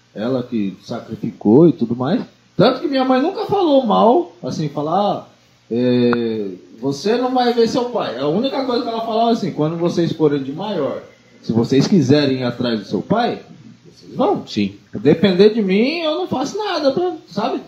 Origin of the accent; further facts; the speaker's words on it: São Paulo, Brazil; eu sou paulista